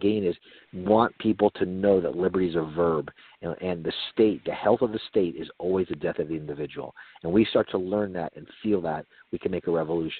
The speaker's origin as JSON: {"language": "English", "region": "North Carolina", "country": "United States", "said": "we're from North Carolina"}